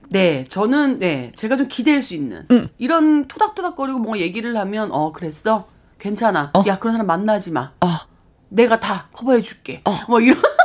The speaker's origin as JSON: {"language": "Korean", "town": "Hongcheon", "region": "Gangwon", "country": "South Korea", "tie": "born or raised there", "said": "저도 홍천이 고향입니다."}